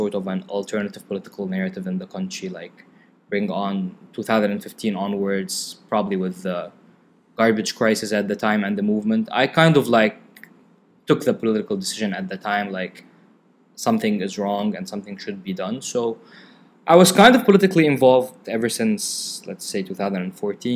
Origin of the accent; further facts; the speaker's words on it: South Lebanon, Lebanon; I grew up in the South